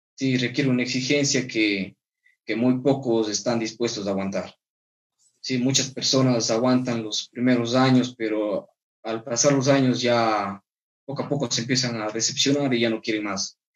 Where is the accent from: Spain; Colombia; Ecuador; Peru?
Ecuador; como compatriota y como ecuatoriano